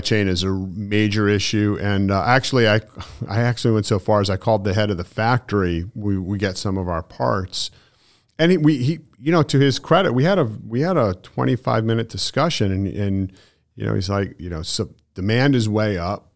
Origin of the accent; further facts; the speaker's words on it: Connecticut, United States; moved away as an adult; now in Southwest Florida, United States; I come from Connecticut, so I've been there my whole life